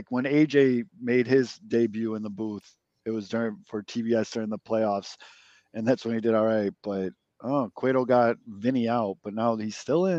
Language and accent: English; Chicago, Illinois, United States; as just a Chicagoan